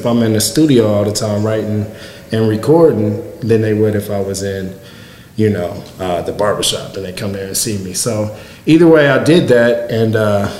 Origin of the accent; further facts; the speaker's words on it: Marion, Illinois, United States; moved away as an adult; Mine are here in Marion, and I just wanted to do some cool stuff in my hometown